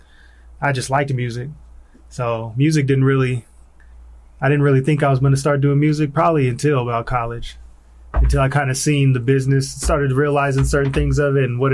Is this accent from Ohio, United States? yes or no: no; Tacoma, Washington, United States; I was born and raised in Tacoma